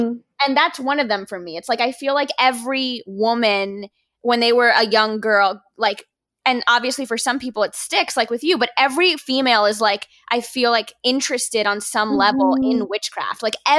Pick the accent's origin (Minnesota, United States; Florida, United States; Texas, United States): Florida, United States; Miami; because I'm Cuban and born and raised in Miami.